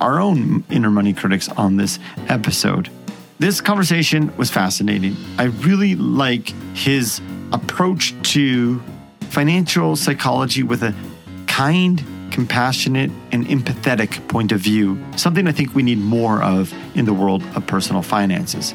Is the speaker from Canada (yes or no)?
yes; Edmonton, Alberta, Canada; my hometown, the Edmonton Oilers